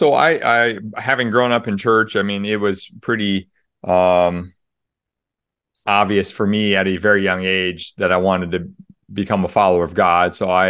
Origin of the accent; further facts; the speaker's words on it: Des Moines, Iowa, United States; also born or lived in Springfield, Missouri; I grew up in Des Moines, Iowa. So for the non-US listeners, that's kind of in the middle, upper middle part of the United States. And then moved to Springfield, Missouri in my college years.